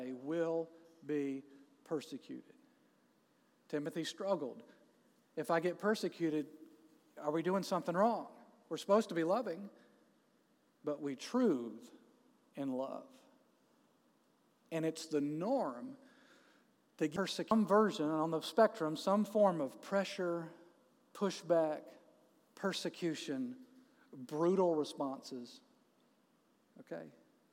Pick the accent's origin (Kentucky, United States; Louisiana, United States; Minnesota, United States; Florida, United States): Florida, United States; Jacksonville; moved away as an adult; now in Atlanta, United States; my hometown